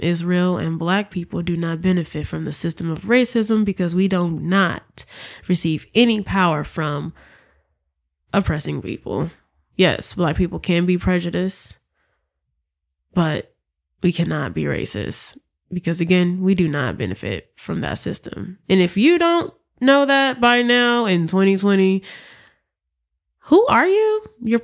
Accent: Memphis, Tennessee, United States; I'm from Memphis, Tennessee

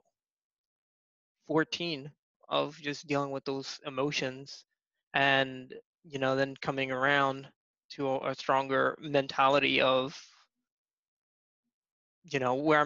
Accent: Atlantic City, New Jersey, United States; I'm originally from South Jersey, here in the States, and I grew up in the primarily like in the Atlantic City type of area

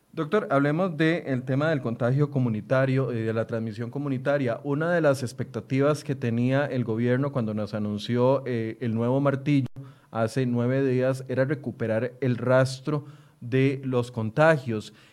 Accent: Costa Rica; como ciudadanos, como costarricenses

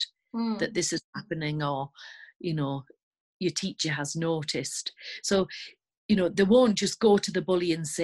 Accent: the north of England, United Kingdom; accent: northern English; As you can probably tell by my accent, I live in the north of England

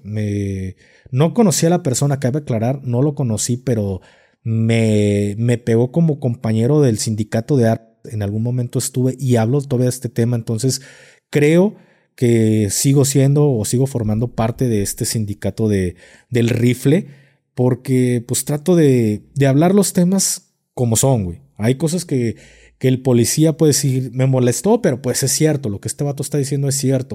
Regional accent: Guadalajara, Jalisco, Mexico; aquí en Guadalajara somos muy creyentes

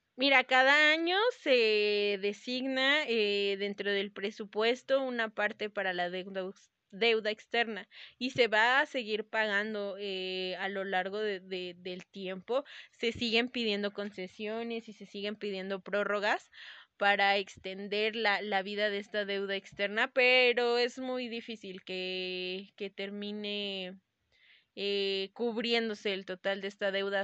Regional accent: Mexico; por la disciplina que tenemos como mexicanos

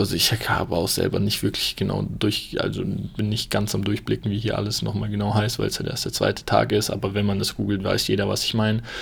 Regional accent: Germany; bei uns in Deutschland

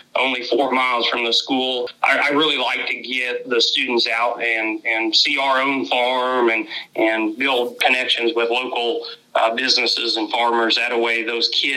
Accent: Labette County, Kansas, United States; I grew up right here in Labette County, and so where I teach at now is home to me

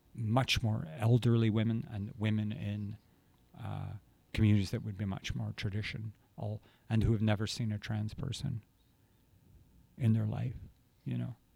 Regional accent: Glasgow, Scotland, United Kingdom; moved away; growing up in Glasgow

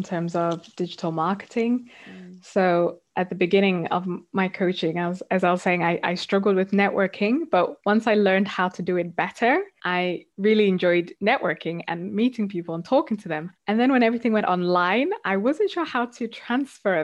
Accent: South Africa; now in United Kingdom; I grew up in South Africa and then moved to the UK

